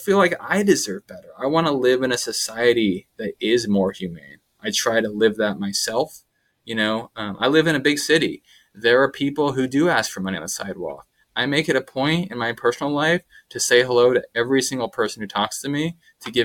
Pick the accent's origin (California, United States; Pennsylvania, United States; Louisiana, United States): California, United States; Sacramento; moved away as an adult; also born or lived in Massachusetts; I grew up in Sacramento, but in a sort of suburban type of feel